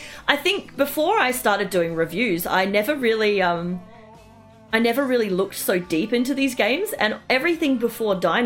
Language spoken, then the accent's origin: English; Australia; as an Australian